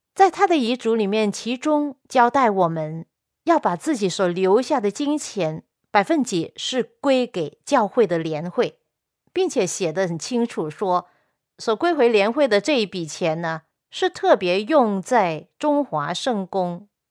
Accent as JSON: {"language": "Chinese", "country": "China", "said": "我们中国人"}